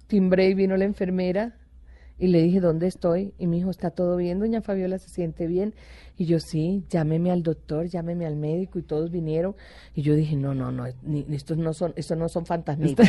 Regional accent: Caribbean coast of Colombia, Colombia; moved away; also born or lived in Bogotá; soy costeña

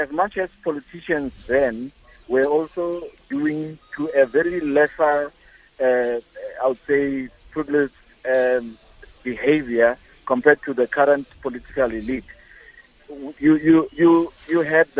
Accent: Mahikeng, North West, South Africa; moved away; Northwest is my second home. I grew up in Mafeking

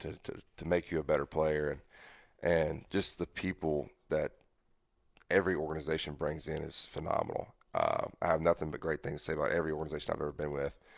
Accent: Mississippi, United States; I'm a Southern guy. You know, I, am from Mississippi, uh, born and raised

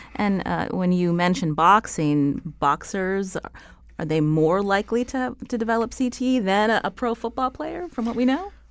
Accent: Pittsburgh, Pennsylvania, United States; I come from Pittsburgh.

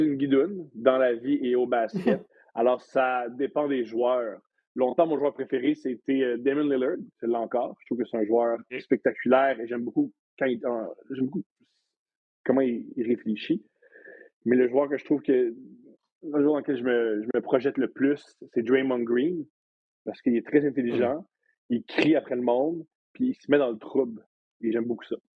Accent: Montreal, Quebec, Canada; Je suis montréalais.

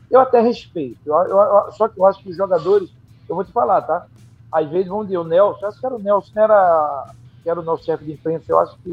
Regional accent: Northeast Region, Brazil; Mas aí eu me empolguei como nordestino.

